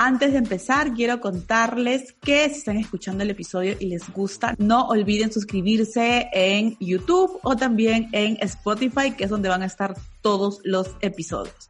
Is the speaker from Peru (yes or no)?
yes; Lima, Peru; Me encanta, yo también soy de la de Lima